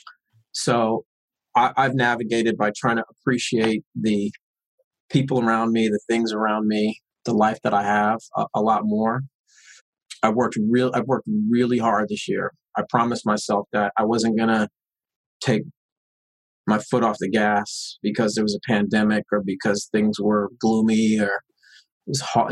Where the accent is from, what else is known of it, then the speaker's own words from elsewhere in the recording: Long Beach, California, United States; The politics that I grew up with in East Long Beach was, you got a problem, you confront it, you speak on it